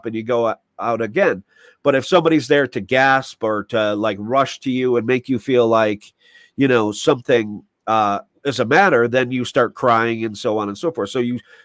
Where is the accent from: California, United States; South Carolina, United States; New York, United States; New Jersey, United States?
New York, United States; I'm a New Yorker